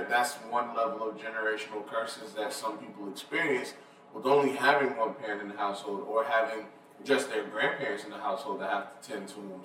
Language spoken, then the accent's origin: English; Atlanta, Georgia, United States; I'm glad I'm from here